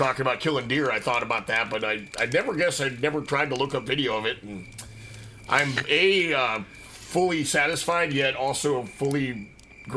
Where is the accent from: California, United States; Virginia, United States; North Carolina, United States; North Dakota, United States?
North Dakota, United States; Will and I grew up there